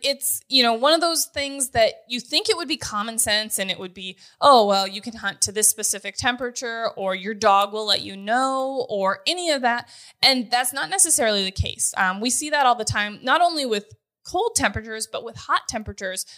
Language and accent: English; North Dakota, United States; moved away as an adult; also born or lived in Grand Forks, North Dakota; now in Kansas, United States; I'm born and raised in North Dakota, went to college in Grand Forks